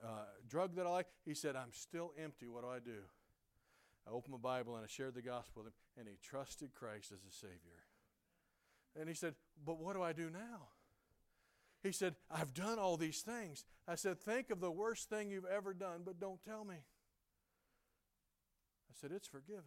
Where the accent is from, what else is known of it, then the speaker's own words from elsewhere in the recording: South Carolina, United States; I'm a hick. I grew up in South Carolina.